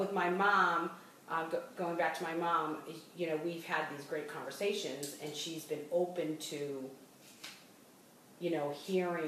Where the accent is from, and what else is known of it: Boston, Massachusetts, United States; accent: Boston; moved away